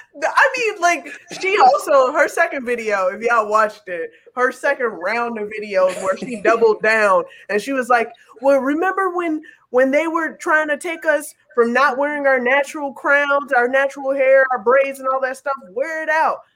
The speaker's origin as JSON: {"language": "English", "town": "Chicago", "region": "Illinois", "country": "United States", "said": "I'm from Chicago."}